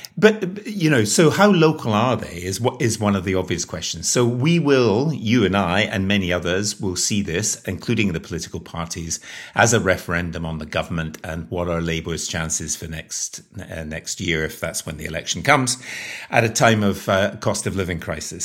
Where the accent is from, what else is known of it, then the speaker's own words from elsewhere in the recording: Scotland, United Kingdom; moved away; also born or lived in Northern Ireland; I'm Scottish, And I spent a lot of time living in Northern Ireland